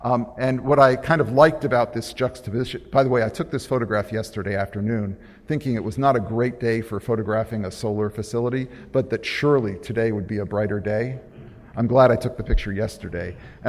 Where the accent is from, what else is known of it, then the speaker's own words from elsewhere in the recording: New England, United States; Now, I'm from New England.